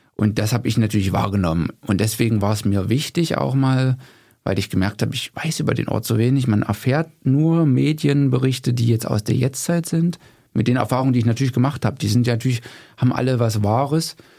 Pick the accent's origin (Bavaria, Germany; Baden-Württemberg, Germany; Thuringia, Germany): Thuringia, Germany; Gera; moved away as an adult; also born or lived in Leipzig / Dessau; bevor ich nach Leipzig oder nach Dessau gegangen bin, bin ich natürlich in Gera geboren